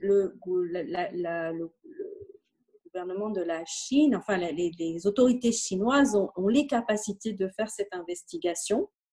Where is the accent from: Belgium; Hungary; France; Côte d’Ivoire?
Belgium; now in Morocco; nous sommes belges